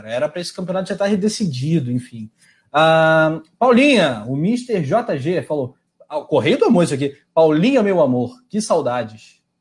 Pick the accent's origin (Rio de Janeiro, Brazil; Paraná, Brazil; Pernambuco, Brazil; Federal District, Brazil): Rio de Janeiro, Brazil; temos um trio todo do estado do Rio.